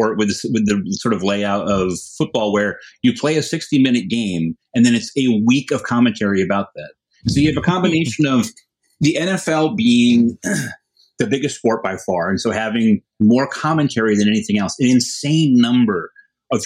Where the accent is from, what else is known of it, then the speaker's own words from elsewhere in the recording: Connecticut, United States; I'm from Connecticut